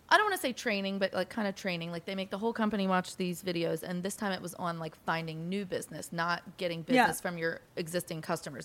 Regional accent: Pennsylvania, United States; we're from Pennsylvania

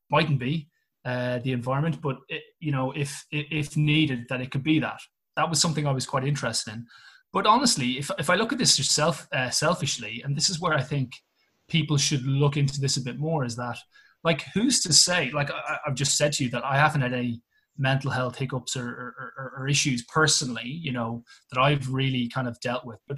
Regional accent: Ireland; moved away as an adult; So I'm I'm obviously uh, from Ireland, uh, and I trained over here as a teacher about uh, 12, 13 years ago

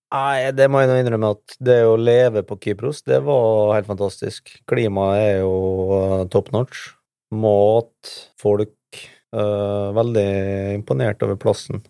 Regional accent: Norway; som nordmann

